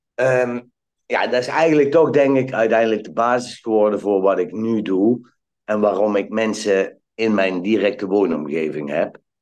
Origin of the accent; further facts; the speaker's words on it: Valkenburg aan de Geul, Limburg, Netherlands; moved away; also born or lived in Eindhoven; ik ben geboren in Valkenburg aan de Geul. En mijn ouders die hadden een hotel